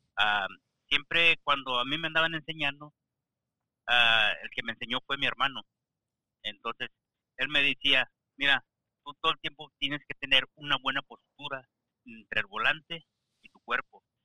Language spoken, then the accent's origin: Spanish; Mexico; soy mexicano